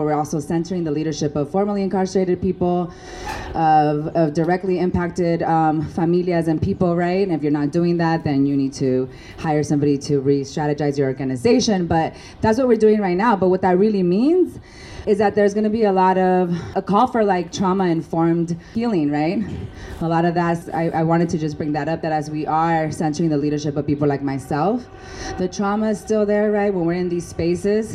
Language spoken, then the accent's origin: English; Tucson, Arizona, United States; also born or lived in Mexico; I am from Tucson, Mexicana